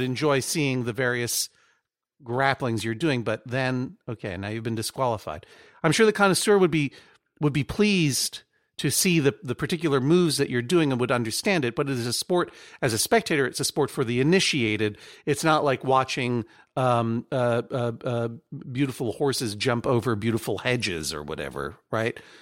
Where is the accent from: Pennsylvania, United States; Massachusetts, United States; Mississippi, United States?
Massachusetts, United States; Brookline; moved away; I'm from Brookline